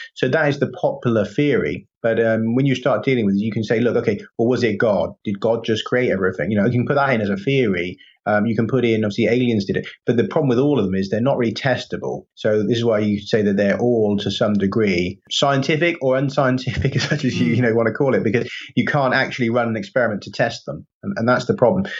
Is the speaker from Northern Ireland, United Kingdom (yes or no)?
no; Stroud, South West England, United Kingdom; now in Wales, United Kingdom; I'm from Gloucestershire, from Stroud in Gloucestershire